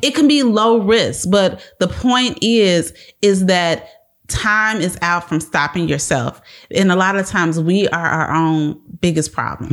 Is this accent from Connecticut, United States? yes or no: no; Chicago, Illinois, United States; moved away as an adult; now in Texas, United States; We are from Chicago, born and raised South Sweet.